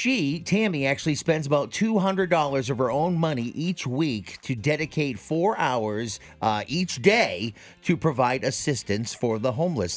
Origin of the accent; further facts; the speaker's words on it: Biddeford, Maine, United States; my hometown of Biddeford, Maine.